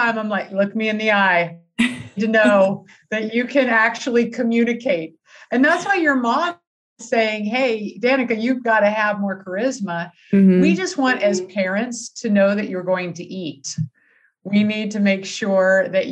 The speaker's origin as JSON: {"language": "English", "region": "California", "country": "United States", "moved": "as an adult", "lives_now": "Wisconsin, United States", "said": "even though I live in Wisconsin now, I was originally from California"}